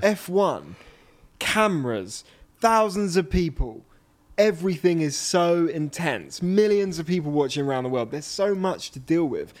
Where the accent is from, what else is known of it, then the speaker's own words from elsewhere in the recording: United Kingdom; being British